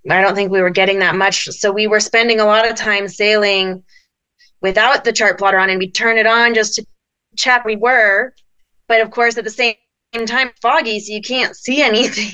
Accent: Colorado, United States; we're from Colorado, so we're used to the cold

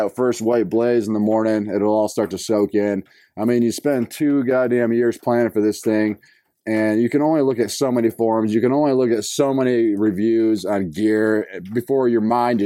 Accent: North Carolina, United States; I'm from North Carolina

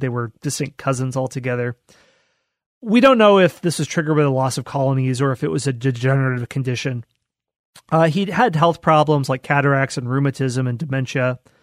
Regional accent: Knoxville, Iowa, United States; my hometown, Knoxville, Iowa

